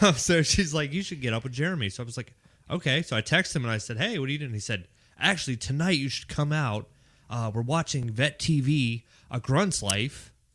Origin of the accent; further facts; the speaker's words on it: Pittsburgh, Pennsylvania, United States; accent: Pittsburgh; moved away as an adult; now in Raleigh, United States; I'm from Pittsburgh, Pennsylvania. That's where I came out of MEPS at. Uh, I graduated from high school in Pittsburgh, Pennsylvania